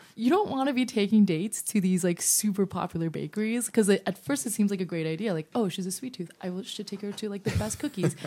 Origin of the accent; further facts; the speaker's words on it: New York City, New York, United States; I'm a New Yorker